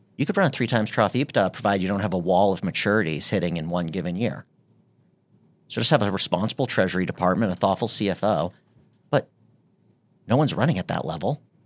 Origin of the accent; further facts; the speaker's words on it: United States